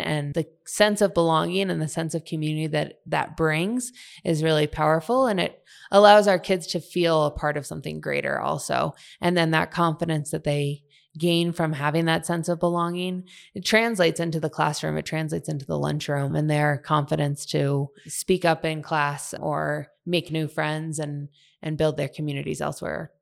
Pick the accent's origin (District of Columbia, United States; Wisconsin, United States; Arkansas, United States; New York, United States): District of Columbia, United States; Washington; moved away as an adult; now in Park City, United States; I grew up in Washington, D C, far from the mountains